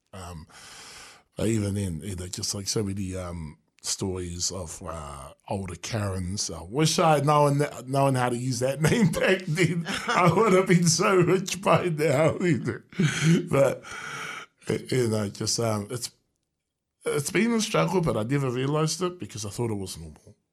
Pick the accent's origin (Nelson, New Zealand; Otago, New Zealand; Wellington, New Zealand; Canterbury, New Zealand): Wellington, New Zealand; born and bred in Newtown